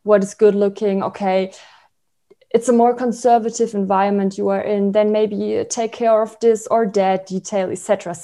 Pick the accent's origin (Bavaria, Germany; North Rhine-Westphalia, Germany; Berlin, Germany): Berlin, Germany; English is a second language; also born or lived in Freiburg, Germany / St. Gallen, Switzerland; I was born in Freiburg in Germany, and then I grew up in Berlin